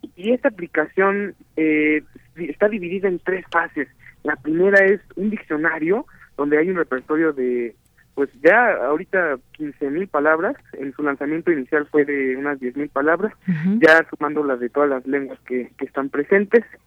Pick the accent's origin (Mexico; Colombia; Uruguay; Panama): Mexico; first language Spanish; nuestra lengua madre de muchos mexicanos